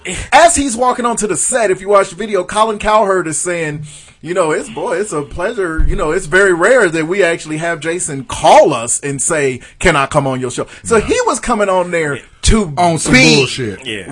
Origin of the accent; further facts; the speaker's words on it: Canada; I'm from Canada.